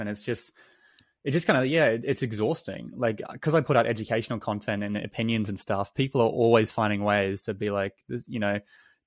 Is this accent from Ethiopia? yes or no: no; New Zealand; I grew up in New Zealand, and I grew up in like a small country town